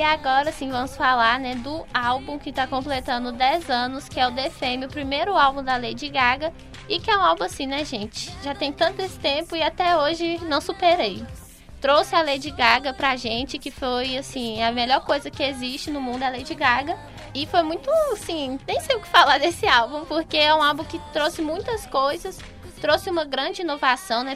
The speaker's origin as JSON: {"language": "Portuguese", "country": "Brazil", "said": "a gente como brasileiro"}